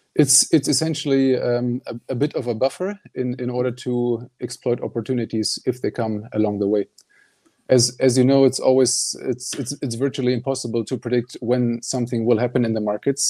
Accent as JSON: {"language": "English", "country": "Germany", "also_born_or_lived": "Netherlands", "moved": "as an adult", "lives_now": "Stockholm, Sweden", "said": "I'm originally from Germany"}